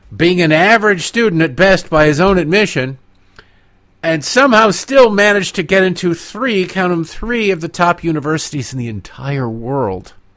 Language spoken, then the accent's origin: English; United States; I'm an American